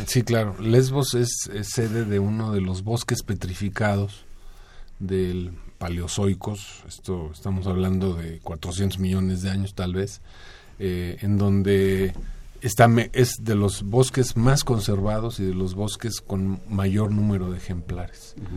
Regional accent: Mexico City, Mexico; como chilangos

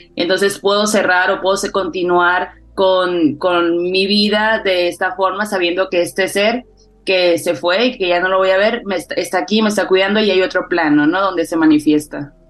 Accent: Sonora, Mexico; moved away; yo soy del norte, soy de Sonora, y en el norte no se celebra tanto como tal el Día de Muertos.

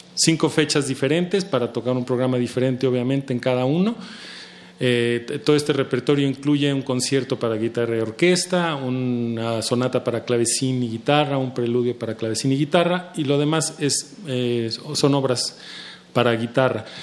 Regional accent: Mexico

